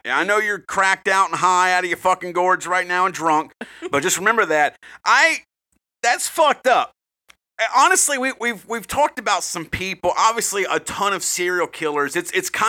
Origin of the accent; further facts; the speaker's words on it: United States; I'm American